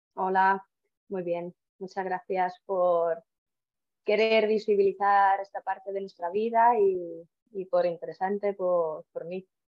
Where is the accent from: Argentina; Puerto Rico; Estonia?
Estonia; Spanish is a second language; moved away as an adult; also born or lived in Toledo, Spain; now in Spain; no soy de aquí, soy de Estonia, nacido en Estonia y he venido aquí a España por el amor